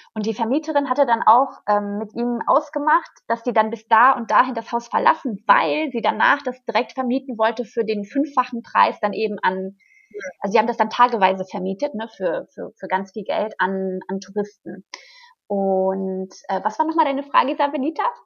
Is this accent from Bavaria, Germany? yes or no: no; Hagen, North Rhine-Westphalia, Germany; moved away as an adult; also born or lived in Florianópolis, Brazil; ich komme halt aus Hagen. Das ist eine kleine Stadt